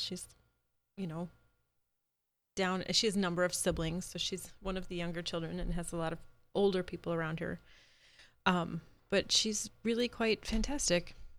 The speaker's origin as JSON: {"language": "English", "region": "Midwest", "country": "United States", "said": "I'm from the Midwest. I'm a proud Midwesterner"}